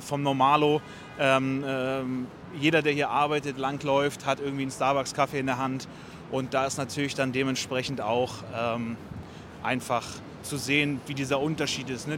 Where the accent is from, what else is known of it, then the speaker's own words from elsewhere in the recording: Berlin, Germany; also born or lived in Munich; now in New York, United States; ich komme ja ursprünglich aus Berlin